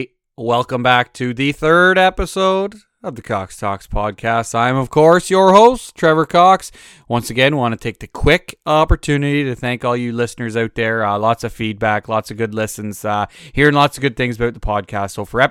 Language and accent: English; Ontario, Canada; moved away as an adult; also born or lived in Alberta, Canada; I grew up in Ontario, as I said on the very first episode, but I actually lived in Alberta for a quick 8 years.